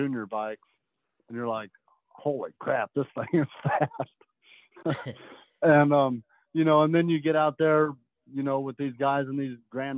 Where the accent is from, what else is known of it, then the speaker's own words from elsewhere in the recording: Indianapolis, Indiana, United States; also born or lived in Clermont, Indiana; Yeah, I've always been in Indianapolis area native.